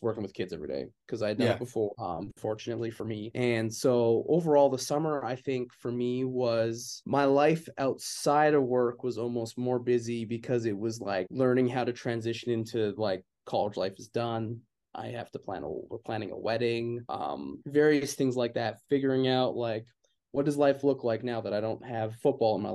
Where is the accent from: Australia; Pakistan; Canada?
Canada; Calgary, Alberta; moved away as an adult; also born or lived in Indiana, United States; now in Indianapolis, United States; I'm from Canada